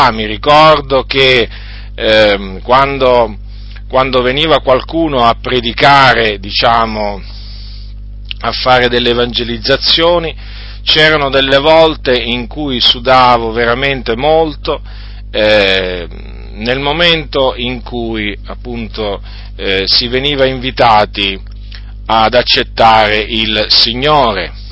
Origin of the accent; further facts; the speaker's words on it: Noyon, Hauts-de-France, France; born there; Sono nato eh, in Francia nel 1964, eh, sono nato in una zona della Francia chiamata Piccardia, e in un paese, in un piccolo paese che si chiama Noyon.